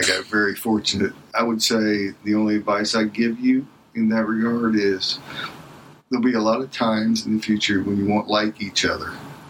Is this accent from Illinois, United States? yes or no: no; Cincinnati, Ohio, United States; And I grew up in the baseball environment and, you know, growing up in Cincinnati during the Big Red Machine.